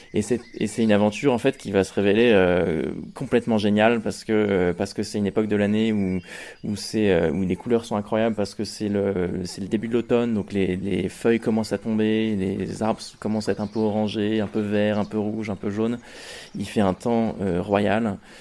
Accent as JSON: {"language": "French", "town": "Rouen", "region": "Normandy", "country": "France", "tie": "born or raised there", "moved": "as an adult", "lives_now": "Paris, France", "said": "À l'origine, moi je suis normand, je suis né à Rouen, j'ai fait mon collège et mon lycée à Rouen. Et, euh, maintenant je vis à Paris"}